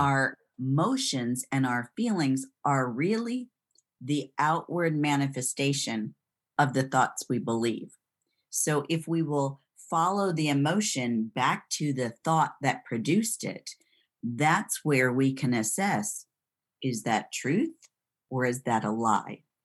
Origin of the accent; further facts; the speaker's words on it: Kalamazoo, Michigan, United States; moved away as an adult; also born or lived in Florida / Texas; now in Greenville, United States; I'm originally from Kalamazoo, Michigan